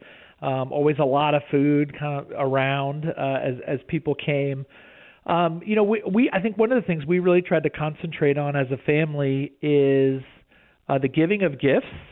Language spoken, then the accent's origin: English; right outside of Houston, Texas, United States; we grew up right outside of Houston.